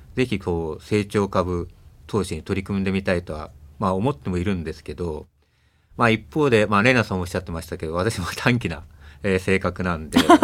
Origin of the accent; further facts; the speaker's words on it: Tokyo, Japan; also born or lived in Shirakawa, Fukushima; 私は東京生まれなんですけど元は福島県の白河市です